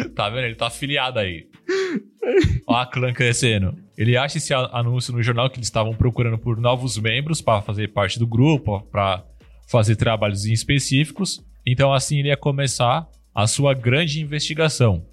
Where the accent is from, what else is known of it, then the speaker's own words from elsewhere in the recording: Brazil; eu sou brasileiro